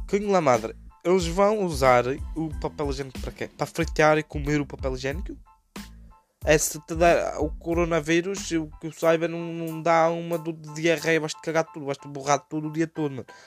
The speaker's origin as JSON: {"language": "Portuguese", "region": "Madeira", "country": "Portugal", "moved": "yes", "lives_now": "England", "said": "Eh, eu sou da Madeira, mas em 2016 vim para a Inglaterra viver para ter uma vida melhor."}